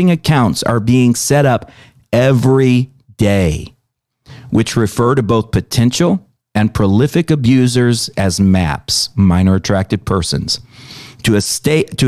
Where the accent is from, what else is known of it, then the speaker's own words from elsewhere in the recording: United States; as an American